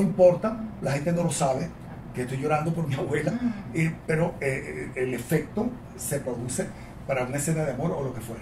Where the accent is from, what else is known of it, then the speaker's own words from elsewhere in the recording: Venezuela; yo lo que soy es un venezolano angustiado